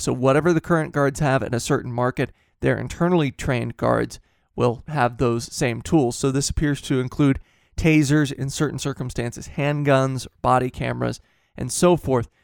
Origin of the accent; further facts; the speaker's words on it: Midwest, United States; growing up in the Midwest